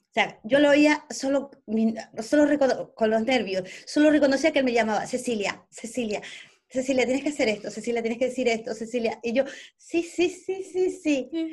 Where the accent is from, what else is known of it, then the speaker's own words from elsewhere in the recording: Ecuador; first language Spanish; also born or lived in Spain; now in England, United Kingdom; vengo de Ecuador, que hablamos el mismo idioma, a España